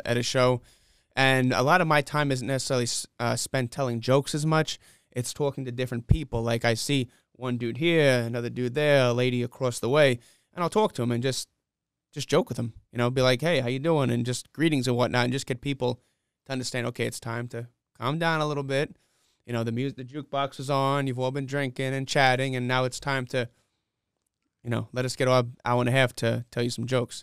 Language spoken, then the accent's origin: English; New York City, New York, United States; moved away as an adult; now in Rock Hill, United States; I grew up in Flushing, Queens